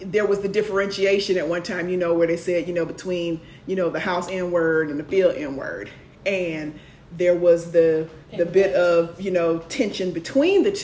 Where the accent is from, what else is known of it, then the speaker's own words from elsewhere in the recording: Jacksonville, Florida, United States; moved away; I'm from Jacksonville, Florida.